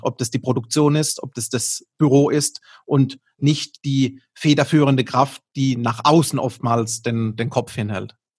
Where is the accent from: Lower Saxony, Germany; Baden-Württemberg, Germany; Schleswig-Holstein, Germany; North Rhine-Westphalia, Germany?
Baden-Württemberg, Germany; accent: Baden dialect; unseren Dialekt, nämlich unsere badische Verbindung